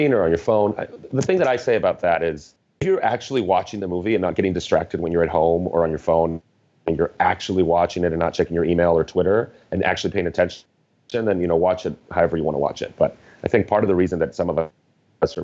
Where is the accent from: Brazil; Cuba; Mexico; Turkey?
Mexico; I grew up in Mexico